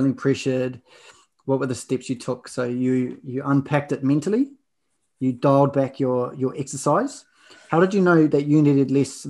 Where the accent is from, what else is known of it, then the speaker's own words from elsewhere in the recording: Auckland, New Zealand; I grew up in South Auckland